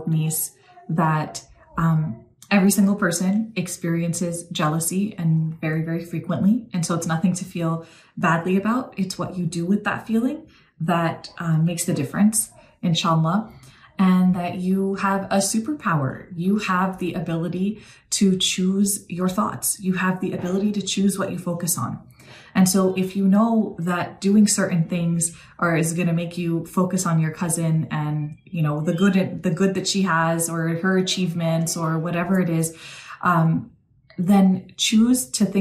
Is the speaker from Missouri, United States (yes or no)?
no; New York, United States; now in Texas, United States; I'm actually originally from New York